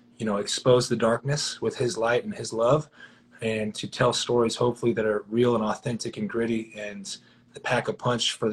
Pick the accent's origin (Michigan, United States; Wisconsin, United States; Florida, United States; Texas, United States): Texas, United States; Dallas; also born or lived in McKinney, Texas; I am born and raised in Dallas, Texas